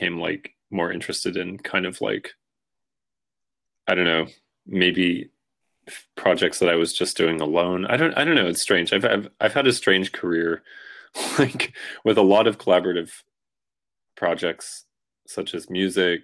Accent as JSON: {"language": "English", "region": "Washington", "country": "United States", "tie": "born or raised there", "moved": "yes", "lives_now": "New York, United States", "said": "I moved from Washington State, from like the island where I grew up, to like New York"}